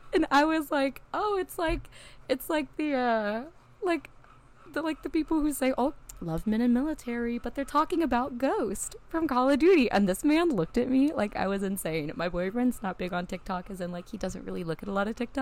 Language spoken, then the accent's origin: English; a small town in Tennessee, United States; now in Nashville, United States; I grew up in a small town in Tennessee. I'm in Nashville now